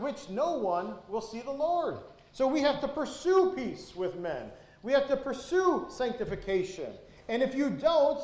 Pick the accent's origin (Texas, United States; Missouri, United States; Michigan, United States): Michigan, United States; Detroit; when I grew up in Detroit